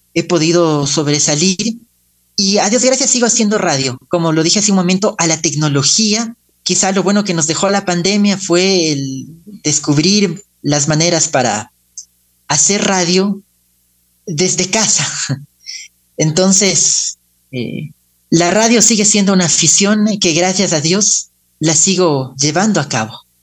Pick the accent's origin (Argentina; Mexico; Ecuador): Ecuador; also born or lived in Spain; Entonces, debimos venir al Ecuador y prácticamente toda nuestra vida se formó aquí